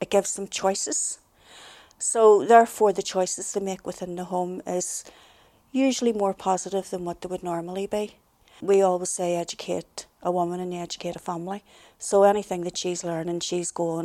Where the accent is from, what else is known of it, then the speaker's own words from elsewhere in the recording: Belfast, Northern Ireland, United Kingdom; I was from the Woodfield area of the Shankill, and one of the sort of traditional things was, I was the youngest of nine